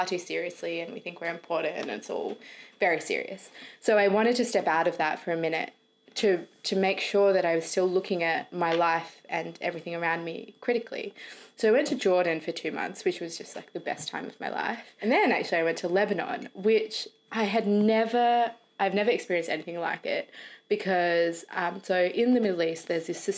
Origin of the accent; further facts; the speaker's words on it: Australia; accent: Australian; moved away as an adult; now in London, United Kingdom; I grew up in Australia and speak with an Australian accent.